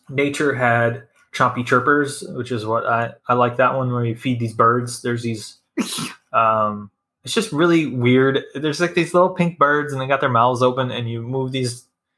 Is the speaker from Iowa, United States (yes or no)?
yes; Iowa, United States; I'm from Iowa